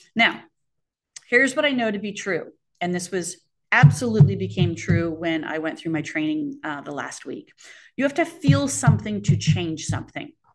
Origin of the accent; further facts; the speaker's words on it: Arizona, United States; growing up in Arizona